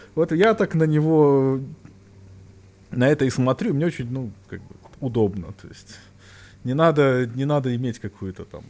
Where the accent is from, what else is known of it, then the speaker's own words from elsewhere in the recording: Belarus; Я как коренной белорус